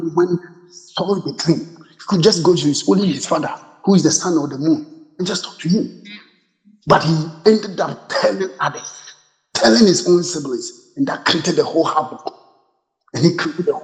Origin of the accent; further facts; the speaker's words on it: Ghana; I'm a Ghanaian, those of us from Ghana